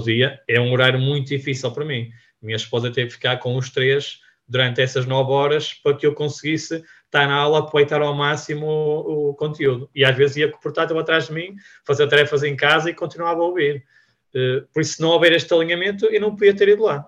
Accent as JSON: {"language": "Portuguese", "town": "Vila Nova de Gaia", "region": "Norte", "country": "Portugal", "said": "nós somos da Gaia"}